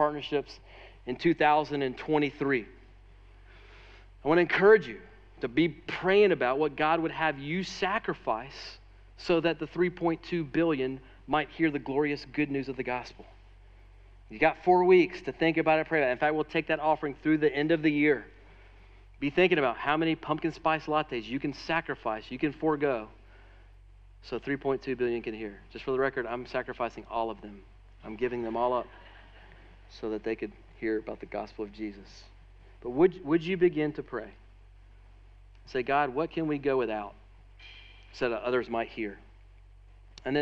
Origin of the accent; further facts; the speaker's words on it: United States; especially as wealthy American Christians